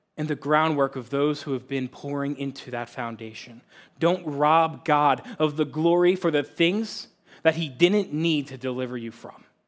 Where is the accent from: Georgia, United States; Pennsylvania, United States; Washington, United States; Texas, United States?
Pennsylvania, United States; now in Cortland, Ohio, United States; I grew up in a Christ-loving family about thirty minutes northeast of Philadelphia, Pennsylvania